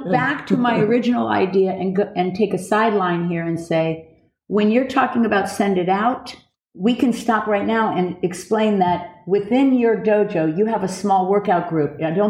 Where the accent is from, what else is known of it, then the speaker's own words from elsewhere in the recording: Broward County, Florida, United States; we were at Cooper City High School. So We all know where that is because we're all from Broward County, Florida.